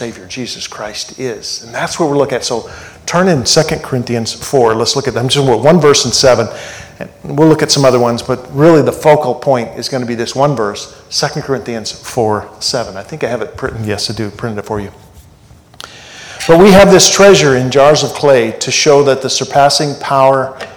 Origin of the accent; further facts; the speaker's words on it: Nashville, Tennessee, United States; I'm from Nashville, and we're there in this Music City